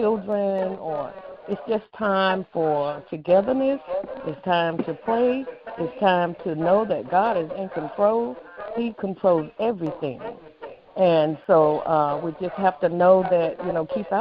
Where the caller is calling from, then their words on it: Raleigh, North Carolina, United States; I am calling from Raleigh, North Carolina.